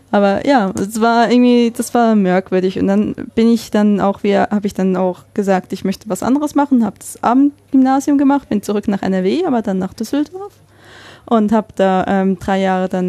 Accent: Switzerland; now in Essen, Germany; bin wirklich mehr oder weniger auf, auf, dem Dorf aufgewachsen in der Schweiz

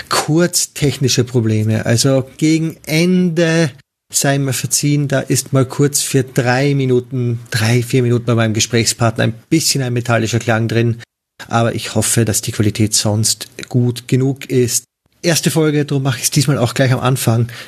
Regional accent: Austria; now in Netherlands; Ich bin selbst Auswanderer, wie man vielleicht hören kann, komme ich aus Österreich und wohne mittlerweile in den Niederlanden.

